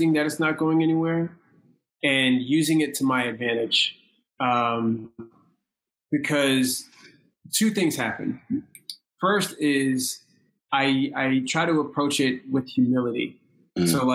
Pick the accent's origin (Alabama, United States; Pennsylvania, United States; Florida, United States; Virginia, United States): Virginia, United States; moved away as an adult; now in New York, United States; I grew up in Virginia and my decision to move to New York